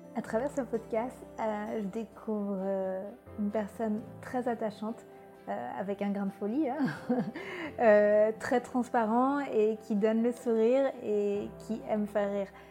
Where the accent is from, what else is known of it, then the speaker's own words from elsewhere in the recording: Brittany, France; moved away; also born or lived in Paris; je cueillais des petits pois quand j'étais petite en Bretagne